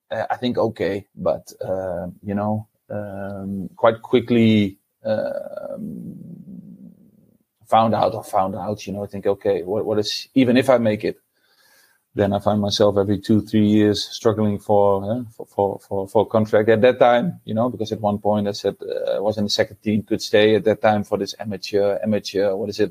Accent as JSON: {"language": "English", "town": "Deventer", "region": "Overijssel", "country": "Netherlands", "tie": "born or raised there", "moved": "yes", "said": "I was born and raised in Deventer in the east of the Netherlands."}